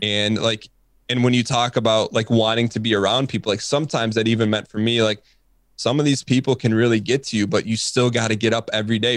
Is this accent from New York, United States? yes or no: no; Michigan, United States; I'm from Michigan